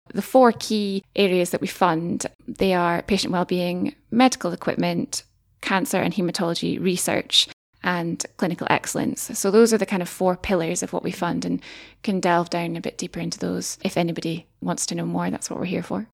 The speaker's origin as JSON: {"language": "English", "area": "Dumfries and Galloway", "region": "Scotland", "country": "United Kingdom", "moved": "yes", "lives_now": "Aberdeen, United Kingdom", "said": "originally from Dumfries and Galloway, about as far away as you can get from Aberdeen, staying in the same country"}